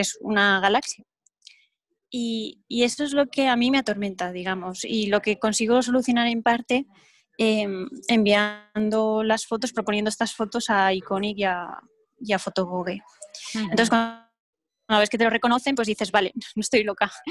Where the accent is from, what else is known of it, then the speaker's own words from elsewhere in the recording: Altea, Valencian Community, Spain; donde vivo, en Altea, eh, es el color del mar. Y mi pueblo, pues es un sitio que vayas a donde vayas prácticamente, tienes vistas al mar